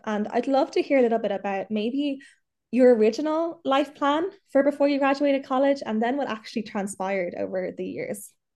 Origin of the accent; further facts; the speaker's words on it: Dublin, Leinster, Ireland; I'm from Dublin, but I'm, I'm in Mayo at the moment.